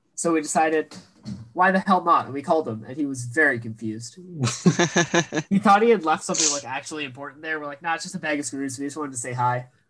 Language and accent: English; Western New York, United States; we're from Western